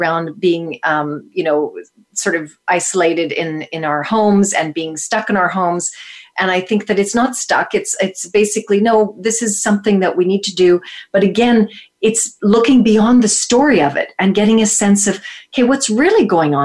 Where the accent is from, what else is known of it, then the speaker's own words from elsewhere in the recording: Toronto, Ontario, Canada; in my life in Toronto growing up in Canada